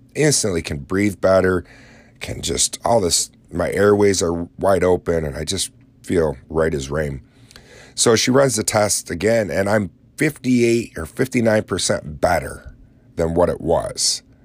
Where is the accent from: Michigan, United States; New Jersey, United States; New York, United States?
New York, United States; Lake Ontario area, upstate; when I tell people I'm from New York, they instantly think New York City.